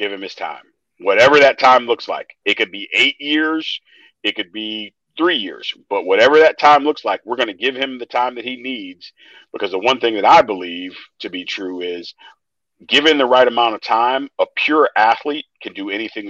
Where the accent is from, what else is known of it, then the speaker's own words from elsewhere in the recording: St. Louis, Missouri, United States; I'm from St. Louis